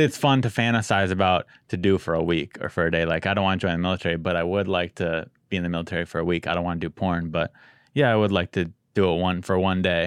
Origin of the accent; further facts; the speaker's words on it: San Diego, California, United States; I'm from San Diego, so I'm spoiled